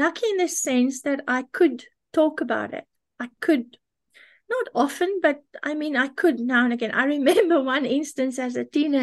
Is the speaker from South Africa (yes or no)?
yes; South Africa; I was born in South Africa.